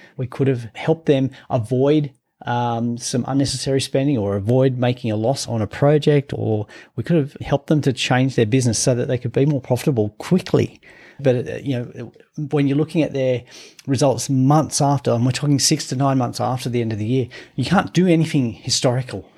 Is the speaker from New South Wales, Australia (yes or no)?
yes; Gunnedah, New South Wales, Australia; I grew up in a country town in New South Wales, I'm from Gunnedah